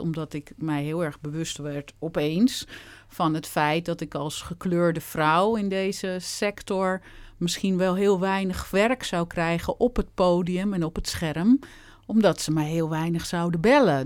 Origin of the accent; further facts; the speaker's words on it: Gouda, South Holland, Netherlands; moved away as an adult; also born or lived in Utrecht / Rotterdam / Amsterdam; ik kom eh, geboren en getogen in Gouda